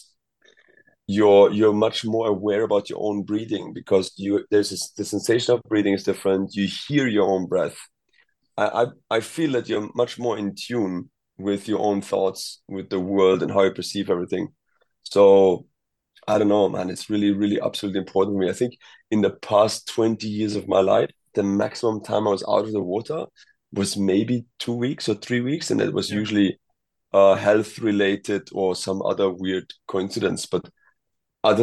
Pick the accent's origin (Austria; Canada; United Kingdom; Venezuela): Austria; moved away as an adult; also born or lived in Egypt; I'm from Austria